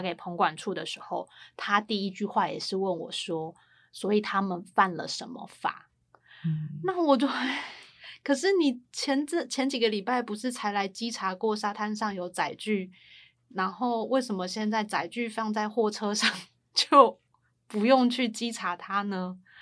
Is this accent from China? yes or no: no; Taipei, Taiwan; 因为我是在台北长大，我在台北当记者，我们也在台北做过这些，呃，监督政府的事情